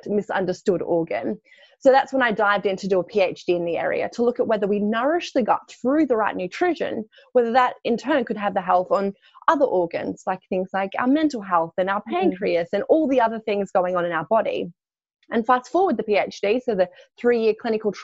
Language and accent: English; Australia; moved away as an adult; now in London, United Kingdom; I am Australian, slightly. So I grew up actually on a farm in Australia